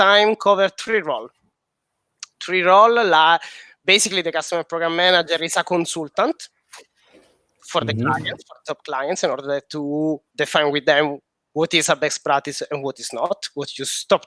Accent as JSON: {"language": "English", "region": "Sicily", "country": "Italy", "second_language": "English", "moved": "yes", "lives_now": "Paris, France", "said": "I'm Sicilian, but I'm based in Paris"}